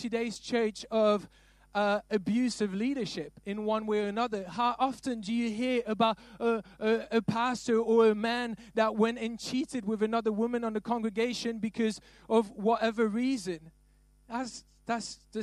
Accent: Belgium; I'm not from London. I'm from Belgium.

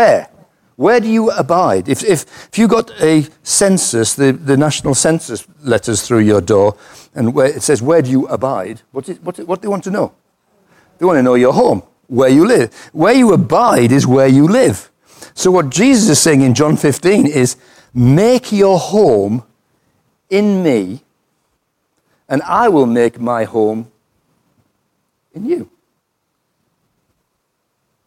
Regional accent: United Kingdom; I'm British

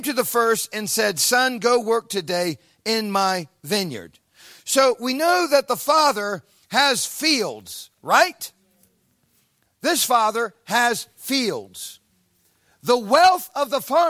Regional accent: Ohio, United States; moved away; an American from a cornfield in Ohio, a farm boy

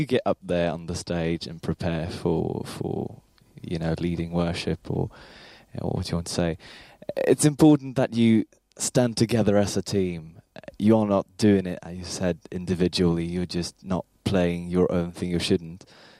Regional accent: Sweden; I'm from Sweden.

